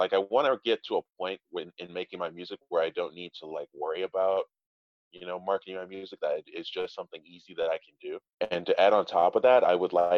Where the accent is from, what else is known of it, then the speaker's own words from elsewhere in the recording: St. Louis, Missouri, United States; I'm from St. Louis, Missouri